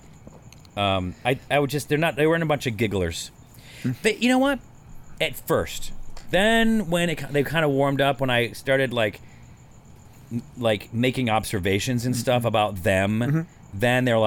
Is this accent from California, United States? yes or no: yes; California, United States; I'm from California